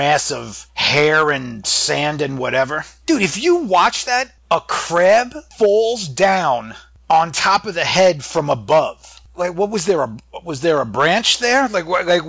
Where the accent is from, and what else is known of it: New England, United States; accent: New England